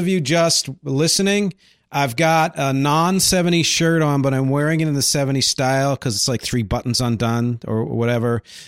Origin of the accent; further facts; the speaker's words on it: Philadelphia, Pennsylvania, United States; he's also from near where I grew up in the Philly area.